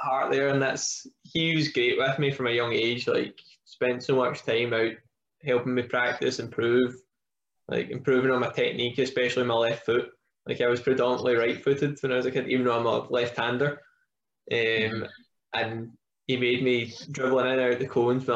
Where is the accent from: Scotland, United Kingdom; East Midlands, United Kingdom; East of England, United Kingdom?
Scotland, United Kingdom; Milton of Campsie; moved away as an adult; especially where I'm from. Like came from like a small village, Milton Campsie, like at the hill, like the bottom of the beautiful Campsie Hills.